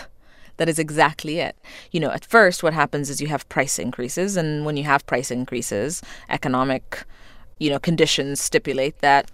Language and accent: English; Ethiopia; I grew up in Ethiopia in the 80s. During the famine, at a time when you had a communist government that rationed food. And I was lucky to come from a family where we got to eat.